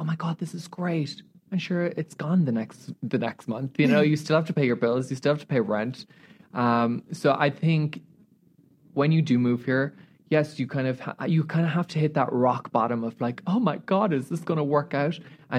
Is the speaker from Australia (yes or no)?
yes; Australia; as you know, being Australian, like Americans are not very like that.